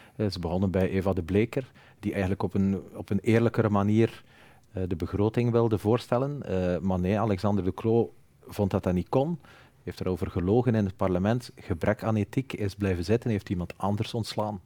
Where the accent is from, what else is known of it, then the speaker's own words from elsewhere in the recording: Flanders, Belgium; ik ben evident Vlaming